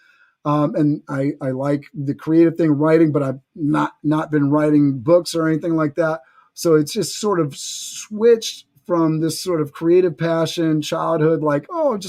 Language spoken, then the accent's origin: English; New York City, New York, United States; I grew up in New York City.